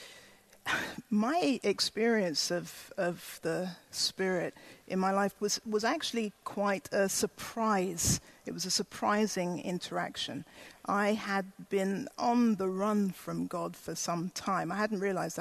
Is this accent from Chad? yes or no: no; Ghana; I was born in Ghana in West Africa